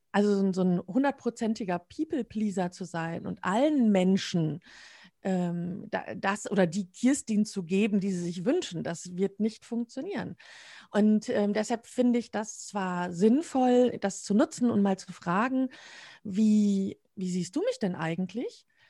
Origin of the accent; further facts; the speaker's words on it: Münsterland, North Rhine-Westphalia, Germany; now in Dortmund, Germany; ich wohne in Dortmund, bin gebürtige Münsterländerin